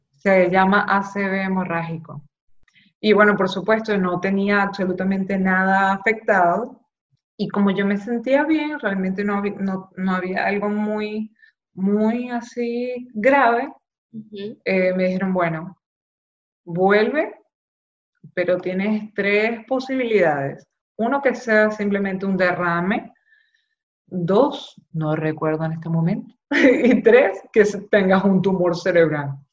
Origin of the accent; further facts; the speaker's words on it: Maracaibo, Zulia, Venezuela; moved away as an adult; also born or lived in Caracas; now in Miami, United States; yo soy allá de Maracaibo, volví a Maracaibo